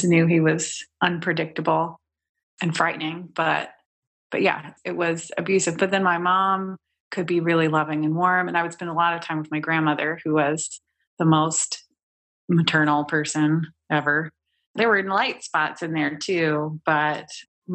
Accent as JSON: {"language": "English", "area": "Bucks County", "region": "Pennsylvania", "country": "United States", "tie": "born or raised there", "said": "I was born in Bucks County, Pennsylvania."}